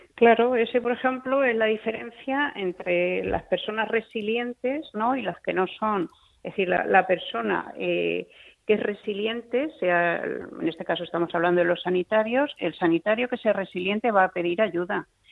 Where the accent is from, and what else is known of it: Spain